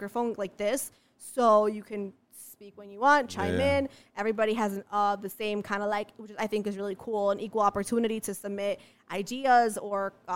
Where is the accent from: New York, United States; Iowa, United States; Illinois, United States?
Illinois, United States; Chicago; moved away as an adult; also born or lived in Los Angeles; I'm from Chicago, but I worked in LA for 2 years.